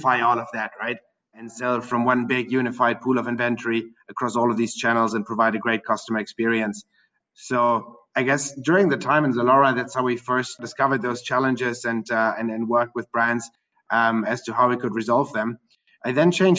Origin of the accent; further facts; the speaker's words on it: Germany; moved away as an adult; also born or lived in Berlin, Germany / Russia; now in Singapore; I'm born and raised in Germany.